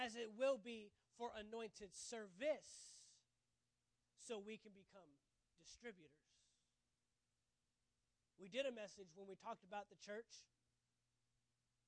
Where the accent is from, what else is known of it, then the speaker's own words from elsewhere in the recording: Texas, United States; I'm from Texas, man.